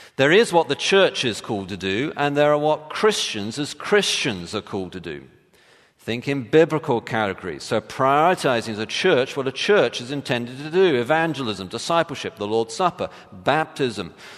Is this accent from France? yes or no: no; England, United Kingdom; now in United States; I'm English